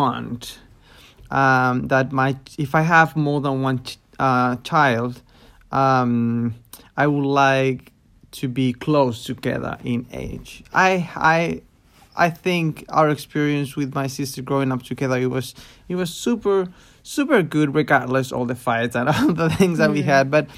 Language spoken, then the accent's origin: English; Chile; I grew up in Chile in a city.